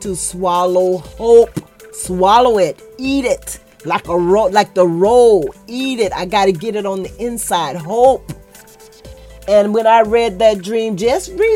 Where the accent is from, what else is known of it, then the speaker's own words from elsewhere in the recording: Florida, United States; I'm very country. I was born and raised in Florida